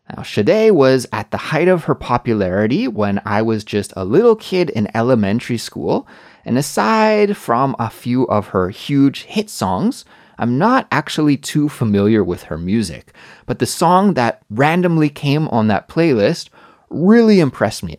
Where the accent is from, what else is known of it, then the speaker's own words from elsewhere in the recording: Canada; moved away as an adult; also born or lived in Korea; now in South Korea; In my home country of Canada